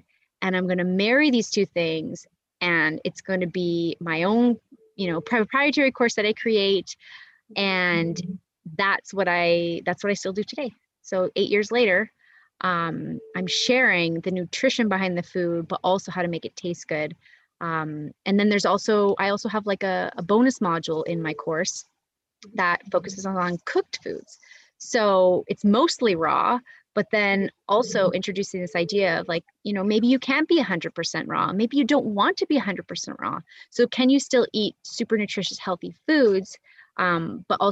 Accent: Canada; moved away as an adult; also born or lived in Monterrey, Nuevo León, Mexico; now in Nicaragua; I'm Canadian and I'll always will be Canadian

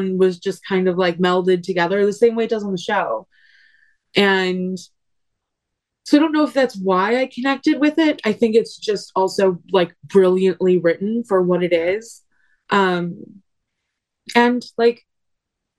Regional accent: McHenry, Illinois, United States; I grew up in McHenry, Illinois.

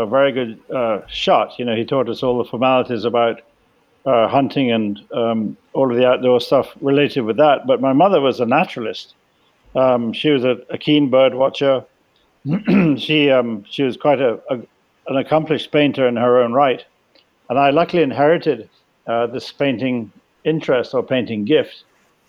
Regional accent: Jamaica; growing up in Jamaica. My family's been there

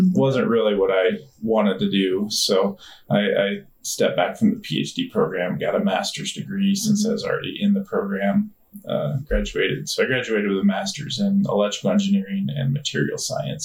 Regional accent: Nebraska, United States; born or raised there; also born or lived in DeKalb, Illinois

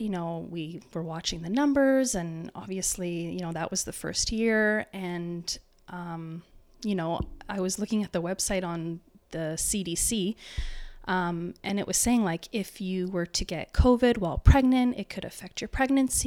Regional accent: Waterloo Region, Ontario, Canada; I'm from the Waterloo region

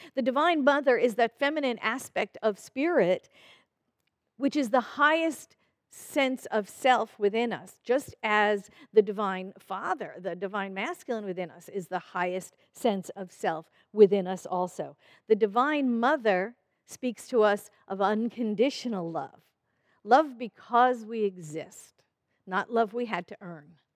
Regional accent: New York City, New York, United States; I grew up in New York City

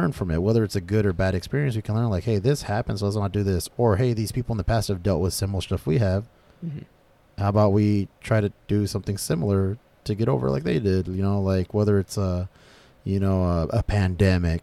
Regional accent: United States; we, as Americans, you know, we're all American, right?

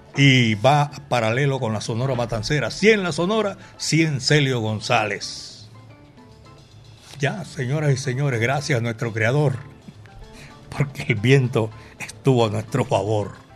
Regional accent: Colombia; aquí, en la capital de la montaña, Medellín, belleza de mi país.

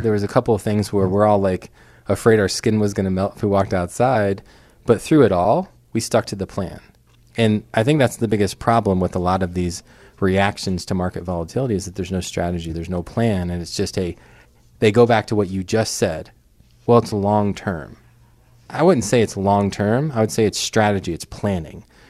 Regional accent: New York City, New York, United States; moved away; I grew up in Brooklyn, New York

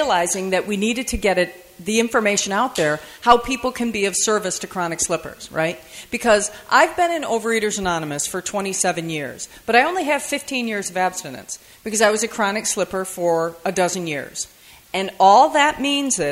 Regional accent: Michigan, United States; I'm from Michigan. And yeah, I know, good Midwestern girl

